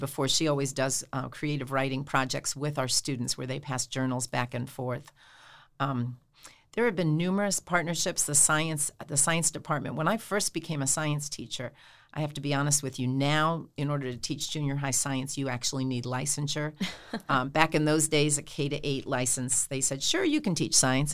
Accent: Hauppauge, New York, United States; moved away as an adult; now in Steubenville, United States; I am from Hapag, Long Island, a little town in Suffolk County, and I grew up and went to school there my whole life

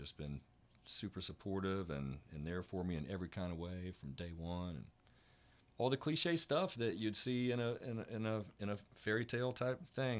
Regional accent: Denison, Texas, United States; I grew up in Denison, which is up there.

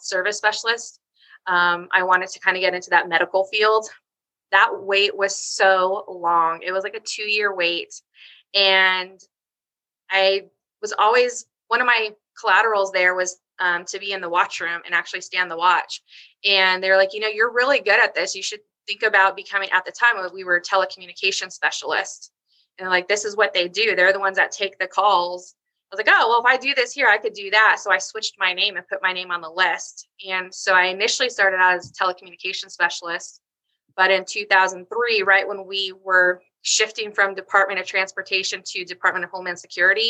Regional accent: Southern California, United States; moved away as an adult; also born or lived in Houston, Texas; now in Chesapeake, United States; where I'm from is actually Southern California, but we're currently transplanted in Chesapeake, Virginia

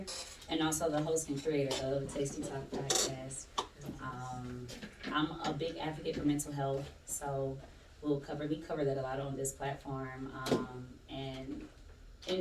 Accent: Atlanta, Georgia, United States; I'm from Atlanta, Georgia, born and raised, Southwest Atlanta to be exact

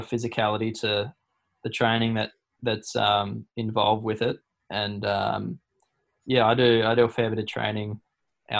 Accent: Burleigh Heads, Queensland, Australia; I'm from Burley

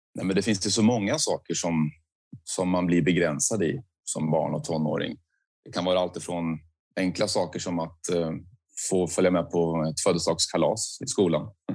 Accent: Söderköping, Östergötland, Sweden; jag är uppväxt i Söderköping, men det ligger precis intill vid Göta kanal.

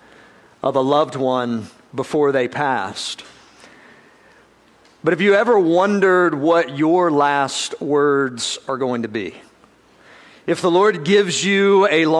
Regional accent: South Georgia, United States; I'm from South Georgia.

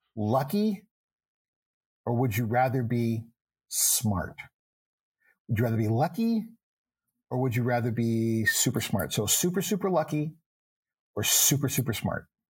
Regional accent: Texas, United States; I was born in Texas. I grew up in Texas, but I have a father who is from Boston

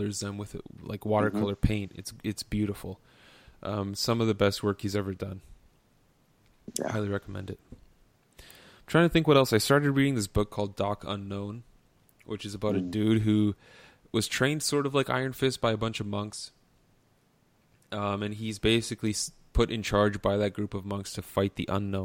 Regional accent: Canada; as a Canadian

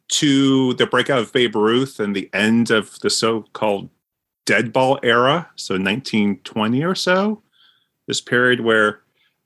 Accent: Windsor, Connecticut, United States; I grew up in Northern Connecticut, Windsor, Connecticut, right near the capital, Hartford

